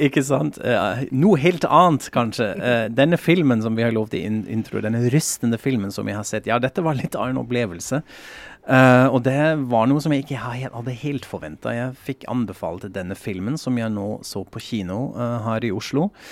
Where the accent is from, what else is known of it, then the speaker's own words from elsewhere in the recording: West Germany, Germany; Norwegian is a second language; now in Norway; jeg sier kulturbeutel fordi jeg er fra Vest-Tyskland